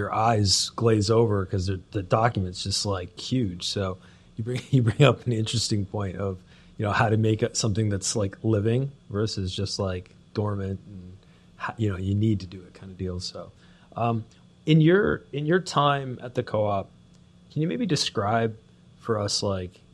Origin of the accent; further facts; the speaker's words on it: Toronto, Ontario, Canada; I'm Canadian and born and raised in the Toronto, Greater Toronto area